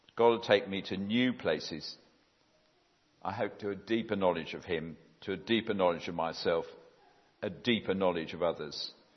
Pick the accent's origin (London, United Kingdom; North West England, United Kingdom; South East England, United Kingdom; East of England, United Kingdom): South East England, United Kingdom; Epsom; also born or lived in Oxford; I'm very much a Surrey person. I was brought up in Epsom, the other end of the county, uh, since the age of six.